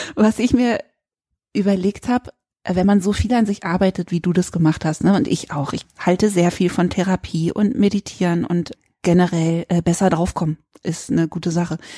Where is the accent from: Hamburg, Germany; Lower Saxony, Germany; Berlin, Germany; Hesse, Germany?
Berlin, Germany; moved away; also born or lived in Freiburg; in meinen Berliner Kindheitsjahren fünfmal umgezogen, bei einer getrennten lesbischen Mutter aufgewachsen, dann von Berlin nach Freiburg